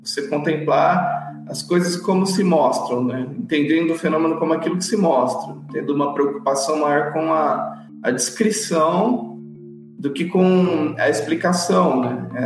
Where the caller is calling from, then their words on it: Uberlândia, Minas Gerais, Brazil; falo de Uberlândia, atuo aqui, trabalho aqui